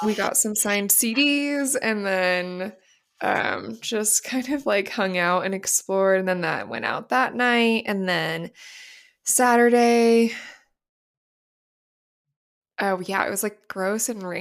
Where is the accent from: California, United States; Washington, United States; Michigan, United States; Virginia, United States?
California, United States; San Diego; growing up in San Diego